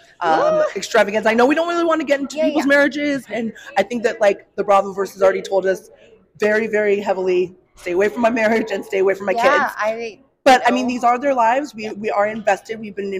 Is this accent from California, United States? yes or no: yes; South Bay, Los Angeles, California, United States; I'm from the South Bay.